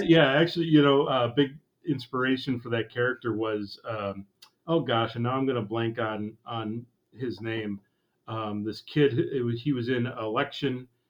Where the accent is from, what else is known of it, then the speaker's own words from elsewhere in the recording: Eagle River, Wisconsin, United States; it has my hometown on it, Eagle River